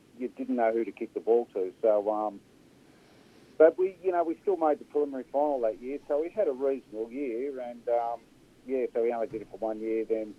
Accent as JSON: {"language": "English", "town": "Melbourne", "region": "Victoria", "country": "Australia", "tie": "born or raised there", "said": "I grew up in Port Melbourne. I was probably 3 years of age, and I left there when I was 15, moved out of Port, grew up in a house commission flat"}